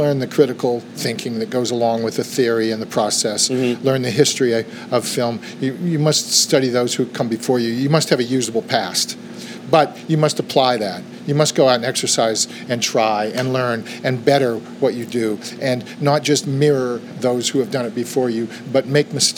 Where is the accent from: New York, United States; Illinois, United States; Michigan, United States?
New York, United States; moved away as an adult; also born or lived in Los Angeles; I grew up in New York